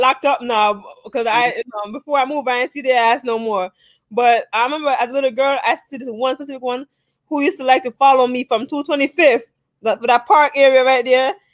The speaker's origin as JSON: {"language": "English", "country": "Jamaica", "tie": "born or raised there", "also_born_or_lived": "Bronx, New York, United States", "moved": "yes", "lives_now": "United States", "said": "I was born in Jamaica and stuff like that. I did um also attend school here in the States and as Brooks know, I used to live in the Bronx too"}